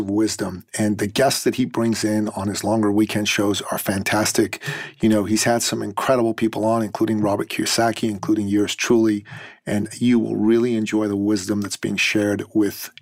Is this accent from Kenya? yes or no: no; Iran; now in Canada; I'm originally from Iran